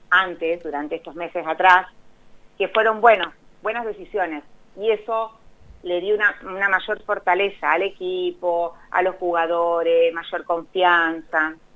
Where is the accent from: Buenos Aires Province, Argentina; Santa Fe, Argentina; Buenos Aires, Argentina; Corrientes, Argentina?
Santa Fe, Argentina; Me van a odiar los colonistas. Yo soy de Santa Fe. Ah, mira. Yo soy de Santa Fe, sí.